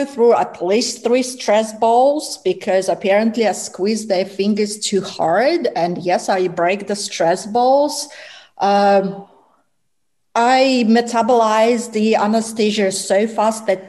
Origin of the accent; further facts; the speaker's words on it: Russia; moved away; I am Russian, so I was born in Russia